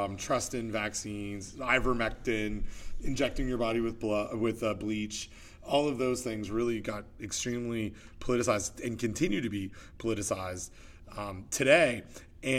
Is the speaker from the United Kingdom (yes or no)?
no; Canada; now in United States; being Canadian